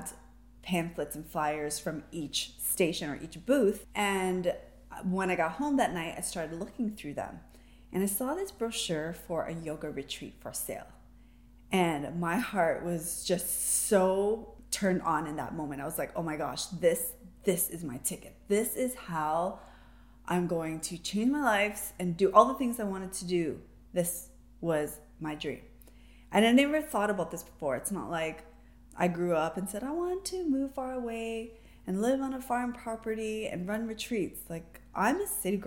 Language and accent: English; Toronto, Ontario, Canada; I was born and raised in Toronto, raised as a city girl